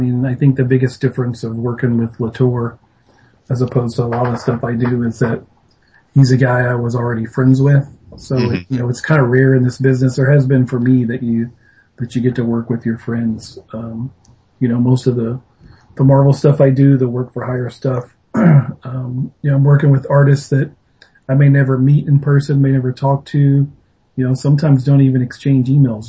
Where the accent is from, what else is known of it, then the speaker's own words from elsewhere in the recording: the South, United States; This is about kind of where we grew up. We're both from the South.